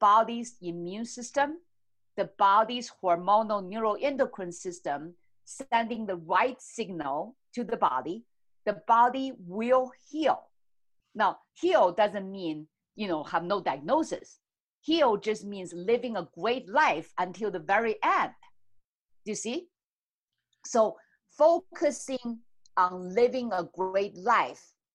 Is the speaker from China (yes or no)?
yes; China; moved away; I grew up in China